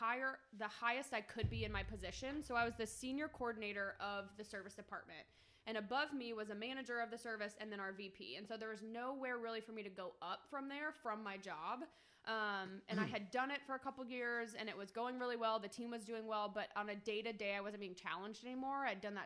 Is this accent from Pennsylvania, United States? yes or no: yes; Philadelphia, Pennsylvania, United States; We're born and raised in Philly.